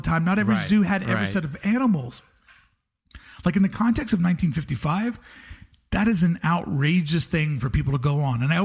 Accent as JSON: {"language": "English", "region": "Kentucky", "country": "United States", "tie": "born or raised there", "moved": "yes", "said": "growing up in Kentucky"}